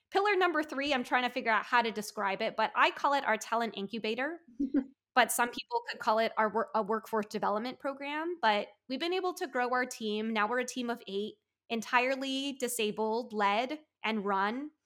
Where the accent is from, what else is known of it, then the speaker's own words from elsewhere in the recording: United States; being Taiwanese American